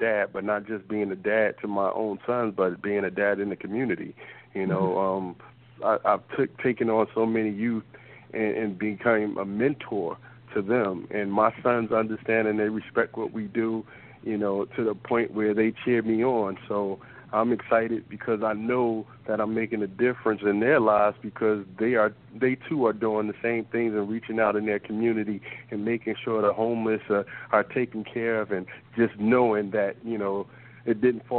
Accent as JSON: {"language": "English", "town": "Newark", "region": "New Jersey", "country": "United States", "tie": "born or raised there", "said": "what I grew up to in Newark"}